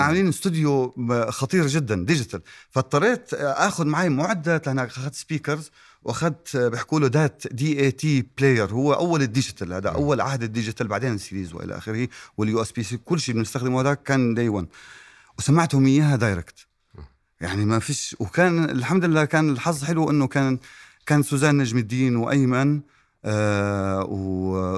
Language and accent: Arabic; Irbid, Irbid Governorate, Jordan; أنا ابن إربد. وإربد يعني قرى.